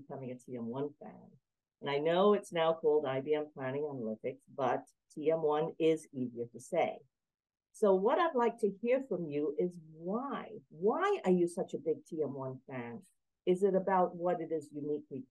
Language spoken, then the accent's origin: English; Denmark; I was born in Denmark.